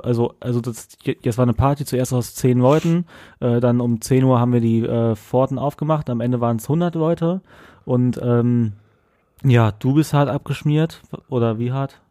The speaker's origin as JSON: {"language": "German", "town": "Bonn", "region": "North Rhine-Westphalia", "country": "Germany", "moved": "as an adult", "lives_now": "Cologne, Germany", "said": "ich komme auch aus Bonn"}